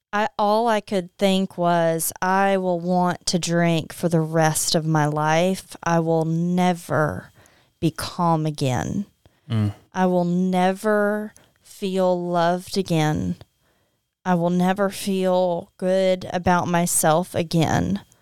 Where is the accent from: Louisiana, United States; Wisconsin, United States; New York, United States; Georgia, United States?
Louisiana, United States; Opelousas; I don't think many people probably make it out and say I'm I'm from Opelousas.